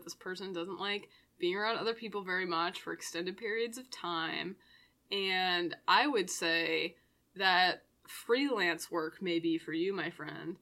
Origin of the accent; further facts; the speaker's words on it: Maine, United States; my home state of Maine